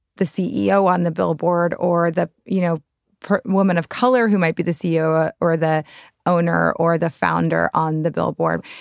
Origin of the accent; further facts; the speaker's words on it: New Orleans, Louisiana, United States; I grew up in the French Quarter, New Orleans